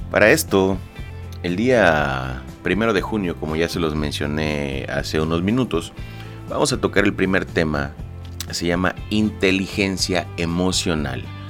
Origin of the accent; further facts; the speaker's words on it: Lerdo de Tejada, Veracruz, Mexico; yo soy nacido en Ciudad Lerdo de Tejada, Veracruz, en la República Mexicana